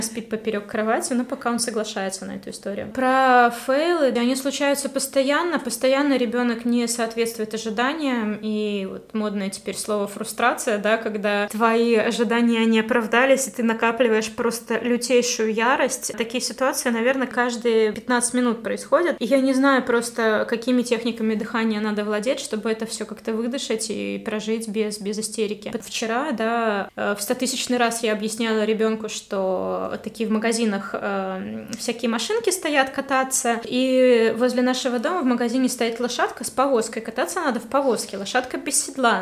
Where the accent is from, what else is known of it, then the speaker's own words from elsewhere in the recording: Vitebsk, Vitebsk Region, Belarus; also born or lived in Kharkiv, Ukraine; когда я приехала парикмахером э, уже из Харькова обратно в Витебск